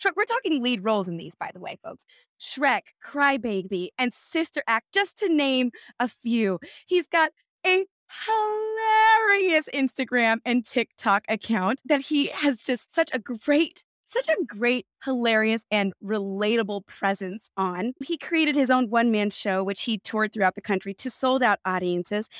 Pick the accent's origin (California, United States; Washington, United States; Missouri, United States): California, United States; now in New York, United States; I'm from California